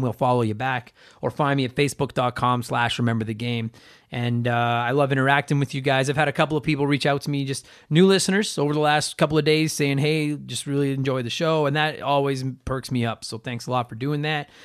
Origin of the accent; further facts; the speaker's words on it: Edmonton, Alberta, Canada; my hometown